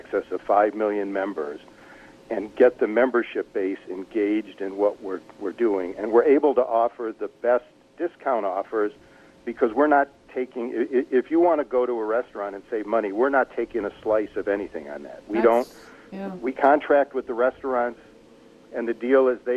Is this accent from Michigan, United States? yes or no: yes; Detroit, Michigan, United States; I grew up in Detroit